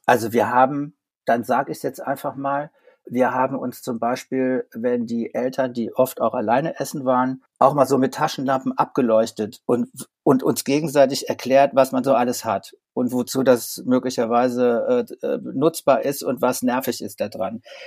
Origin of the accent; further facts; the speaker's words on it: Saarland, Germany; Wir kommen aus dem Saarland